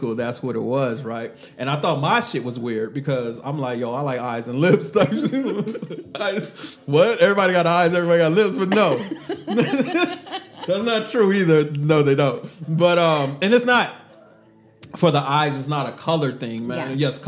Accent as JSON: {"language": "English", "region": "Texas", "country": "United States", "said": "I'm from Texas"}